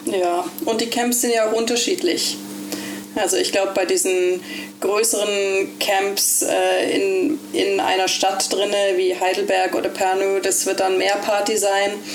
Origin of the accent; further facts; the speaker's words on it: Ålesund, Møre og Romsdal, Norway; also born or lived in Germany / Berlin, Germany; now in Bergen, Norway; als ich acht war, ist meine Familie ausgewandert nach Norwegen. Äh, und dann bin ich in Olesund groß geworden